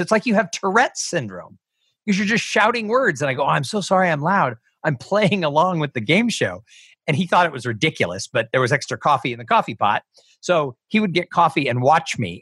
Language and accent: English; Los Angeles, California, United States; I grew up in Los Angeles